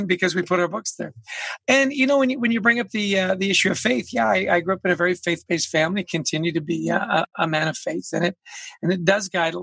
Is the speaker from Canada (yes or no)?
yes; Canada; moved away as an adult; now in United States; I grew up in Canada